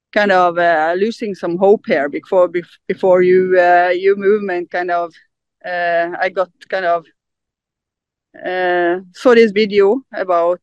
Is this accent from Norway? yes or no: yes; Norway; English is a second language; I'm from Norway. I'm from Norway.